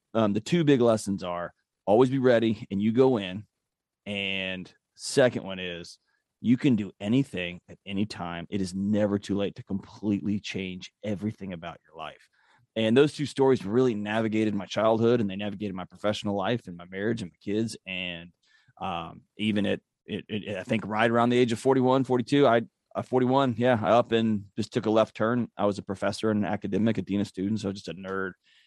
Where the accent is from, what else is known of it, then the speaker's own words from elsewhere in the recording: Houston, Texas, United States; Born and raised in Houston, Texas